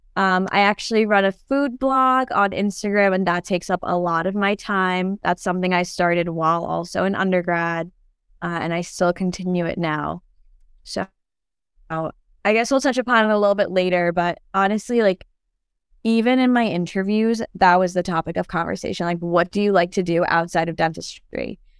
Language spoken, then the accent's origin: English; New York, United States; also born or lived in Turkey; I was actually born in Turkey, but I grew up in New York, so, um, I've been in New York for the past, like, twenty, twenty years now